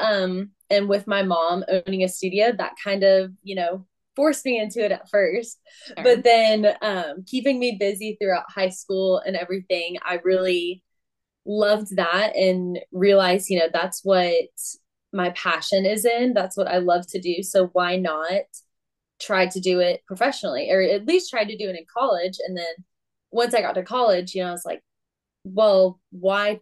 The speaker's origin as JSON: {"language": "English", "town": "Memphis", "region": "Tennessee", "country": "United States", "tie": "born or raised there", "also_born_or_lived": "Bowling Green, Kentucky", "said": "I grew up here right in Memphis, Tennessee"}